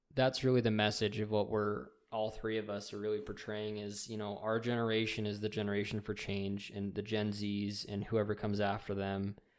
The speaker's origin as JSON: {"language": "English", "country": "United States", "said": "as American citizens"}